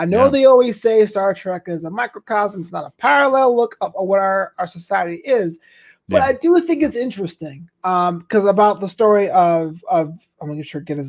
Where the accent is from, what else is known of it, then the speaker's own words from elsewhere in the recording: New York, United States; my hometown, New York